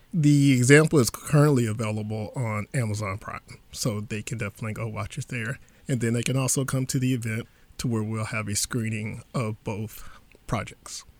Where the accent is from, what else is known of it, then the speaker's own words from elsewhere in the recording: Beaumont area, Texas, United States; growing up in this area, growing up in Texas, we all had Texas history